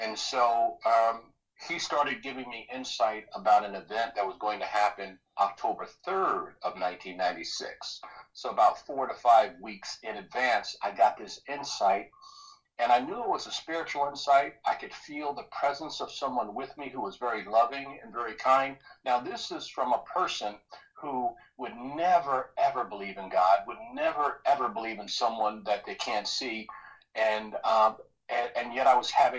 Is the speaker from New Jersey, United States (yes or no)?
yes; New Jersey, United States; I grew up in New Jersey, was really poor